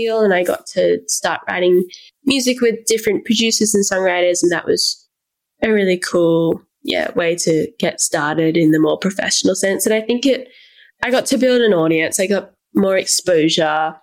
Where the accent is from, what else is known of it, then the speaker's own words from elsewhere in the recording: Canberra, Australian Capital Territory, Australia; I meant to move out of my hometown 3 years prior, but I didn't because of the pandemic, and now I'm still here